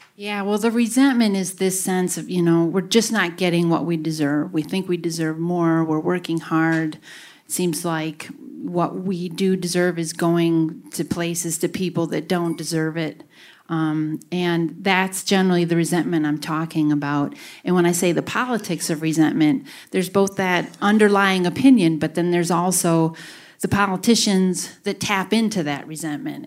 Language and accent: English; Grafton, Wisconsin, United States; I grew up in Grafton and lived most of my life here.